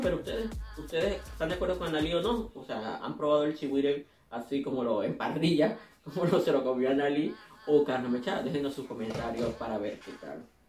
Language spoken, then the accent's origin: Spanish; Venezuela; now in Colombia